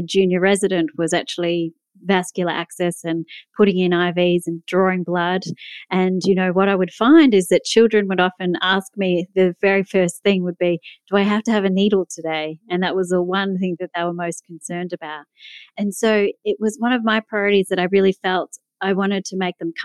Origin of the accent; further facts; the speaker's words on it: Melbourne, Victoria, Australia; you can probably tell from my accent that I'm from Melbourne, Australia.